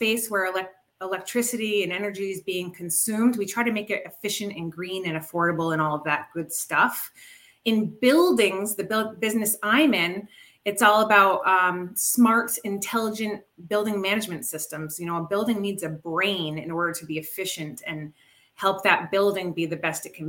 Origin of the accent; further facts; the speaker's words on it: Rhode Island, United States; moved away as an adult; also born or lived in Chicago suburbs; now in Chicago, United States; I'm hailing from the Chicago suburbs, but I'm originally from Rhode Island